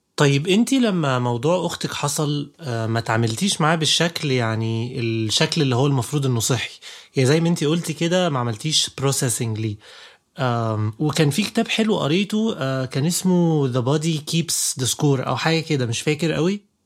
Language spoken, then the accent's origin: Arabic; Egypt; عندنا في مصر